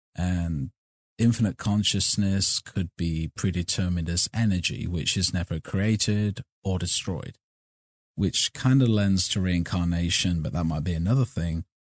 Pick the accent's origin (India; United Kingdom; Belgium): United Kingdom; Burbage, East Midlands; moved away as an adult; now in United States; I was born in Leicestershire, raised in a little town called Burbage